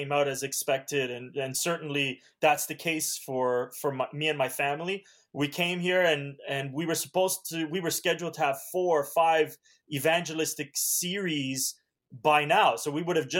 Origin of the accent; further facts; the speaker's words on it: Southern Ontario near Toronto, Canada; first language Hungarian and Romanian; English is a second language; also born or lived in Romania / Alberta; now in Oregon, United States; grew up in Southern Ontario near Toronto